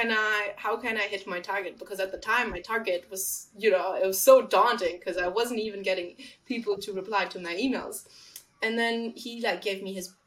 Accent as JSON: {"language": "English", "country": "Germany", "accent": "German", "second_language": "English", "moved": "as an adult", "lives_now": "London, United Kingdom", "said": "You probably caught onto my accent. I'm not from London. I am from Germany. I've been trying to get rid of this German little hit of accent in my English"}